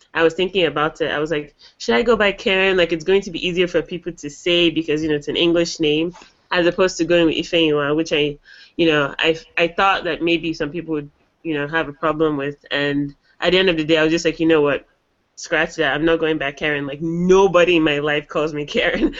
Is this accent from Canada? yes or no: no; Nigeria; moved away as an adult; now in United States; I'm from Nigeria